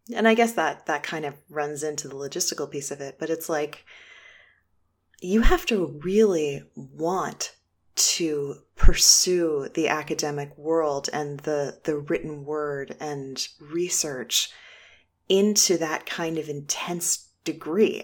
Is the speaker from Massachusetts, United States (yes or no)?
yes; Boston, Massachusetts, United States; moved away as an adult; now in Shaker Heights, United States; I'm originally from Boston. I just moved to Shaker Heights, Ohio, a beautiful suburb of Cleveland